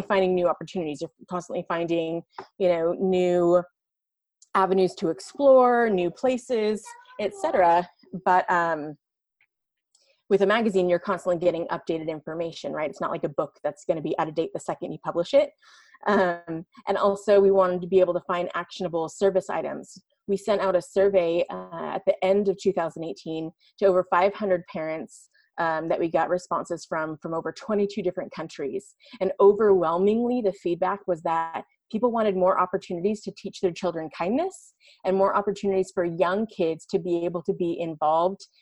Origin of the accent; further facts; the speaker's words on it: San Francisco Bay Area, California, United States; moved away as an adult; I was born and raised in the San Francisco Bay Area, and so I saw, you know, firsthand for 20 years that I lived there